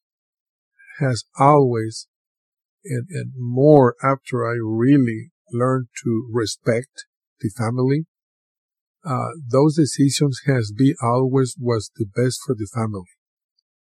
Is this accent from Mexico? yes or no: yes; Mexico; moved away; growing up in Mexico